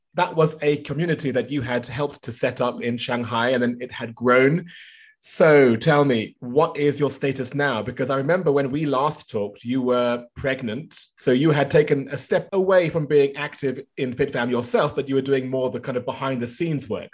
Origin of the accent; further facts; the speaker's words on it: United Kingdom; now in China; as a Brit